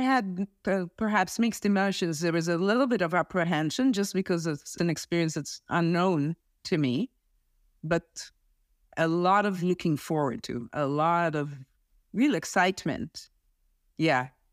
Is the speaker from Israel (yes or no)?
yes; Israel; moved away; I'm originally from Israel. I served in the army.